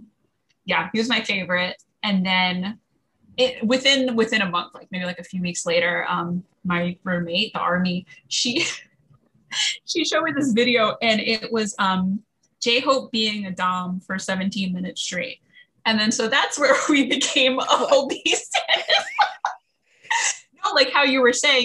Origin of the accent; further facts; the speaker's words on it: New Jersey, United States; I'm from Jersey and like the whole band is from Jersey